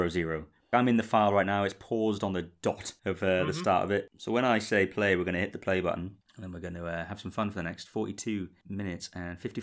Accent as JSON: {"language": "English", "country": "United Kingdom", "said": "I, as a British person"}